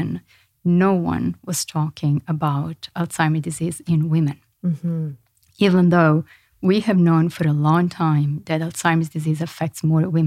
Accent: Florence, Tuscany, Italy; moved away; I'm from Florence in Italy.

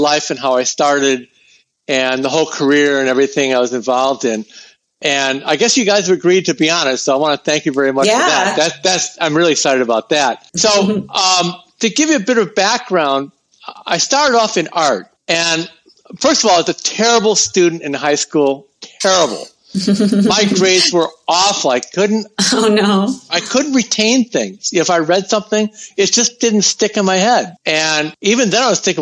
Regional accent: Chicago, Illinois, United States; moved away as an adult; also born or lived in Santa Barbara / Los Angeles; I'm from Chicago, but when I was 18 or 19, I said to myself, I'm tired of shoveling snow. This is not for me. I'm out of here. So I went to school in Santa Barbara

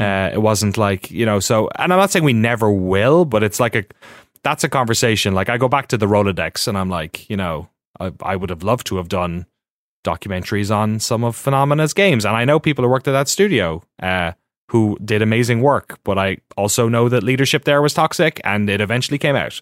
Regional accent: Ireland; moved away as an adult; now in United States; growing up in Ireland, watching GameSpot at home

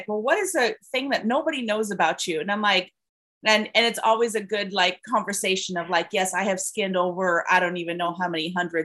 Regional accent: Caracas, Capital District, Venezuela; moved away as an adult; also born or lived in California; now in United States; I was born and raised in Venezuela. I came here as an international student, actually, in 1991.

